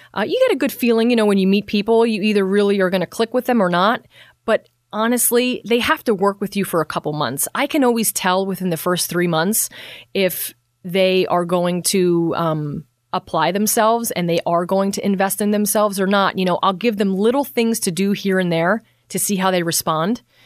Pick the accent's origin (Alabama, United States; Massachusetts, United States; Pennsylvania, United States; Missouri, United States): Pennsylvania, United States; Bethlehem; also born or lived in West Palm Beach; I've born and raised in Bethlehem